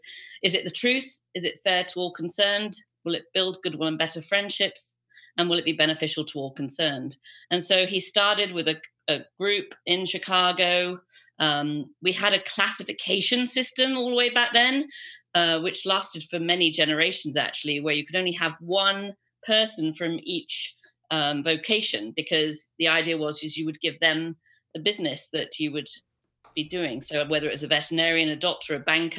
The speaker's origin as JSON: {"language": "English", "region": "England", "country": "United Kingdom", "tie": "born or raised there", "also_born_or_lived": "Los Angeles, United States", "moved": "as an adult", "said": "I was born and raised about 10 minutes down the road from here"}